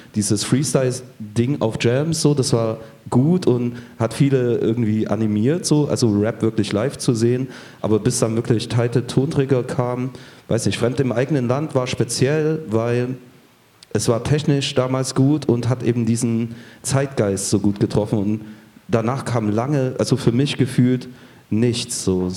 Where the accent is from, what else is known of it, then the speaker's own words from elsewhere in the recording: Chemnitz, Saxony, Germany; moved away; in meiner Heimatstadt